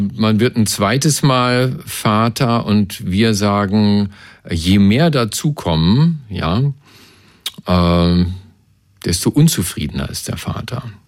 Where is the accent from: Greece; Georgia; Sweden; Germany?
Germany; Berlin; ich komme ja aus Kreuzberg und wir Kreuzberger